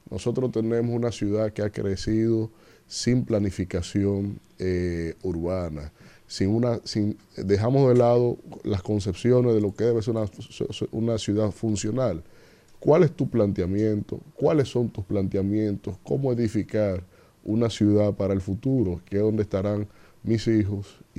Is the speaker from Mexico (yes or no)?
no; Dominican Republic; me siento muy honrado eh, como ciudadano, eh, como dominicano.